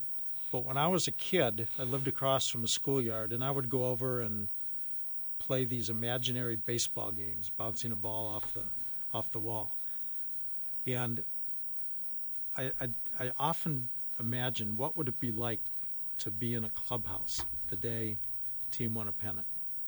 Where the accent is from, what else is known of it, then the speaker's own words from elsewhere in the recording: Chicago, Illinois, United States; moved away; I grew up in Chicago, lived on the north side.